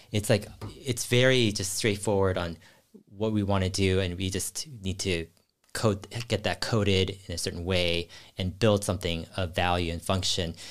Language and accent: English; Cupertino, California, United States; I grew up in Silicon Valley and near Cupertino.